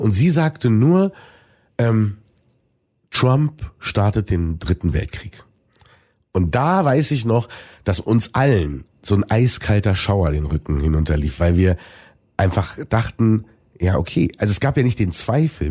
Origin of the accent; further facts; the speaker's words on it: Germany; für Deutschland, für mein Heimatland